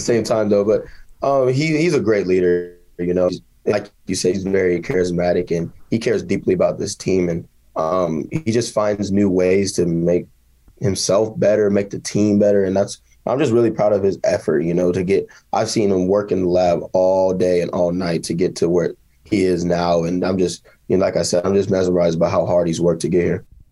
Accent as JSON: {"language": "English", "region": "Kansas", "country": "United States", "tie": "born or raised there", "said": "my hometown"}